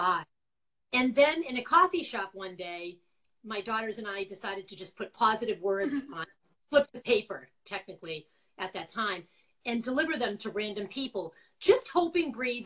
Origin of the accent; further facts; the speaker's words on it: Quincy, Massachusetts, United States; accent: Boston; moved away as an adult; now in Connecticut, United States; I am from Quincy, Massachusetts, originally all my life with my Boston accent still. I've lived in Connecticut for about 20 years